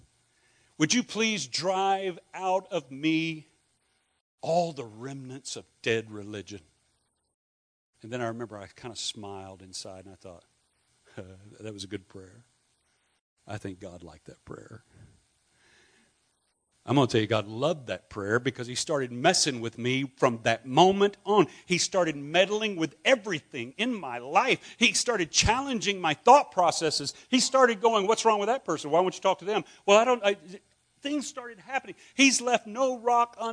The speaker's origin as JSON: {"language": "English", "region": "Louisiana", "country": "United States", "said": "I had a Scottish background, from Louisiana, and most of my family are rednecks."}